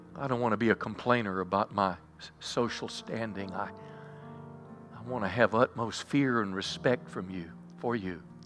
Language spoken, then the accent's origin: English; United States; also born or lived in Bowie County, Texas; as an American, as just an insignificant voter in Bowie County